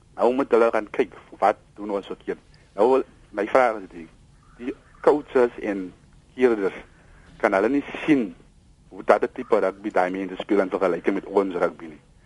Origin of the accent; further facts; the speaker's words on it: South Africa; also born or lived in Piketberg; ek is 'n trots Suid-Afrikaner